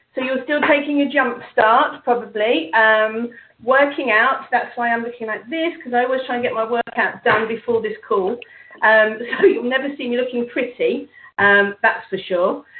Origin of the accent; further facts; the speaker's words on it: England, United Kingdom; me being English